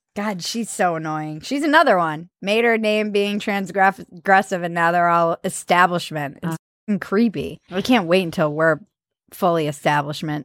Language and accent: English; East Coast, United States; growing up on the East Coast